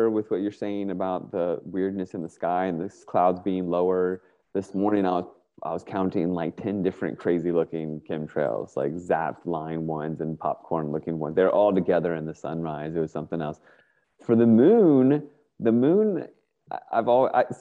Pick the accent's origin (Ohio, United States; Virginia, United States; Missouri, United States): Virginia, United States; Northern; moved away as an adult; now in Northern California, United States; I grew up in Northern Virginia.